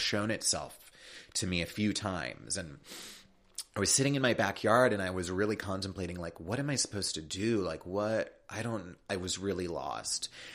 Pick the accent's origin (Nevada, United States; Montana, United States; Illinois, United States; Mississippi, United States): Illinois, United States; Chicago; now in California, United States; I'm from Chicago. I'm from the Midwest.